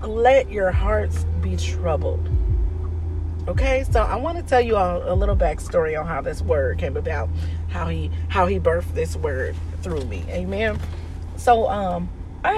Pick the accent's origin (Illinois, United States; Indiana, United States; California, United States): Indiana, United States; Indianapolis; moved away as an adult; also born or lived in Dayton, Ohio; I was born in Dayton, Ohio, but I was raised in Indianapolis, Indiana, up until like the age of about 18